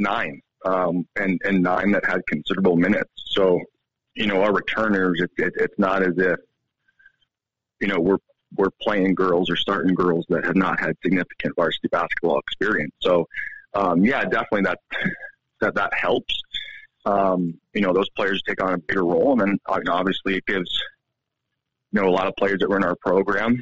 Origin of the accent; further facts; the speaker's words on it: East Coast, United States; now in Montana, United States; I'm from the East Coast, and we spent 2 weeks back there visiting family